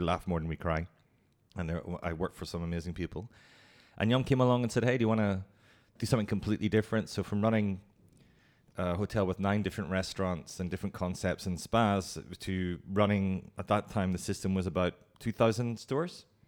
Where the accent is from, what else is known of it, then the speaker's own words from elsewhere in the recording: Ireland; moved away as an adult; also born or lived in Hong Kong / Singapore / Bangkok; Irish, and I'm, I'm, very proud of being Irish, and I love going home.